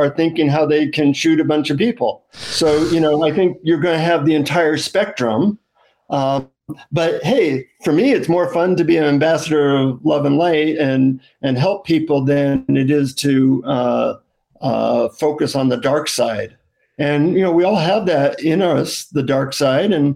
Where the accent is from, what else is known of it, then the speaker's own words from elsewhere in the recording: United States; from the United States